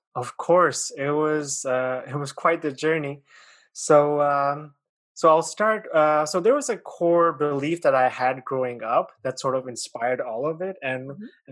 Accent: Pakistan; moved away as an adult; also born or lived in China; now in Canada; I was born in uh, China, mm-hmm. and I grew up in Pakistan. And then when I was 18, I moved uh, to Canada

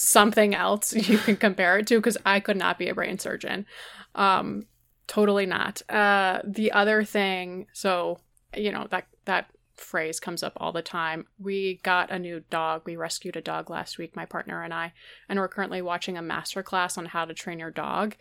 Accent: Georgia, United States; I grew up in Georgia

